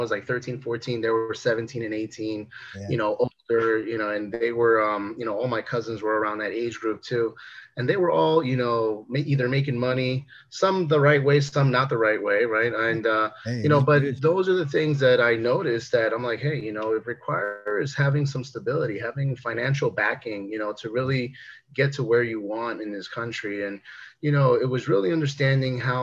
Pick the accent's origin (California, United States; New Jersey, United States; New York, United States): New Jersey, United States; Newark; also born or lived in Bayonne, New Jersey; Then actually ended up moving into Newark, New Jersey, where I pretty much ended up most of my life. You know, went to high school and grew up in some rougher areas